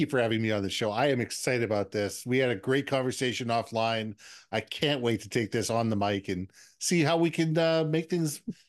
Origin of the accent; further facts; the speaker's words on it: Minneapolis, Minnesota, United States; now in Vancouver, Canada; And I'm originally from Minneapolis, but I've lived around the world. But Vancouver's always been home.